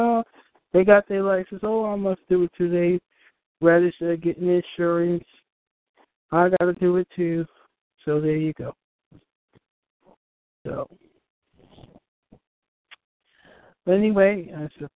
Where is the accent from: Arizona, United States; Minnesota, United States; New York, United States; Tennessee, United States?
New York, United States; I'm from New York